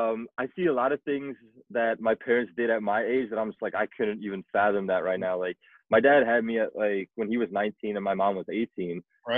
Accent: South Africa; now in United States; I was born in South Africa, 94.

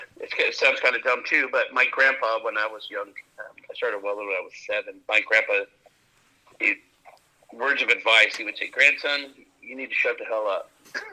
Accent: California, United States; I grew up in and around the Hammers. I love Johnson Valley.

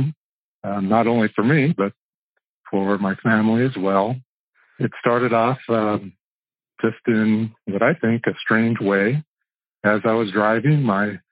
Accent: Buena Park, California, United States; I grew up in Buena Park.

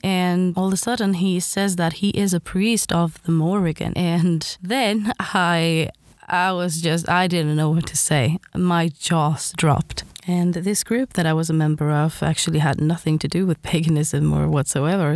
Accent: Sweden; I am from Sweden

